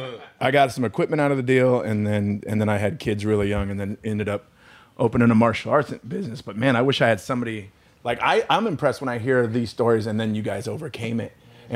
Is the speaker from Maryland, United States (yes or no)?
no; Long Beach, California, United States; growing up in Long Beach